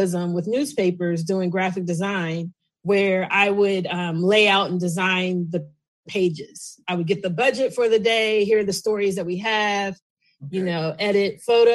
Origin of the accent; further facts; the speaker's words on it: Kansas City, Missouri, United States; moved away as an adult; also born or lived in Tennessee / South Jersey; now in Washington, D.C., United States; I'm originally from Kansas City, Missouri. But I live here in the D.C. area.